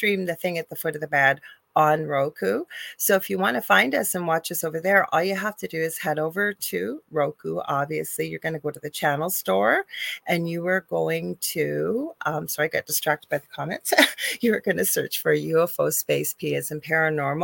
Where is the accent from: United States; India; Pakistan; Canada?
Canada; I am a Canadian spiritual psychic medium